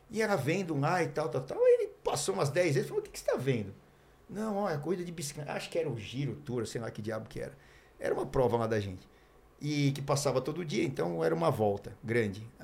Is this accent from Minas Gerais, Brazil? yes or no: no; Curitiba, Paraná, Brazil; É, eu sou de Curitiba, eu vim aqui para São Paulo